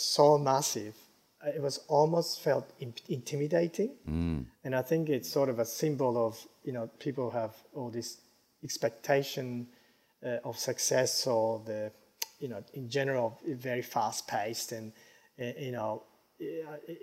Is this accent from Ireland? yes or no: no; Japan; moved away; also born or lived in United States; growing up in Japan